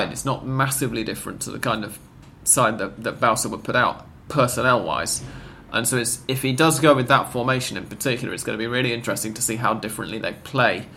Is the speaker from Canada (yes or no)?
no; England, United Kingdom; as an English person